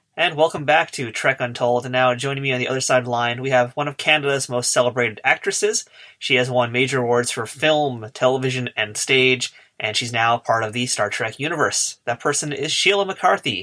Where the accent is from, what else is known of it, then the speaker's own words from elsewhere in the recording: United States; I'm just a Yankee up here in America